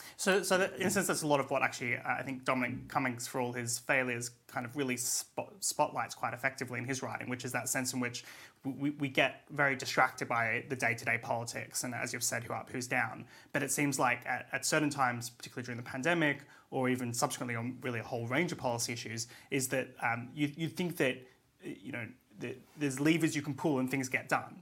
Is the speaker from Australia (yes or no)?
yes; Australia; now in United Kingdom; my home country in Australia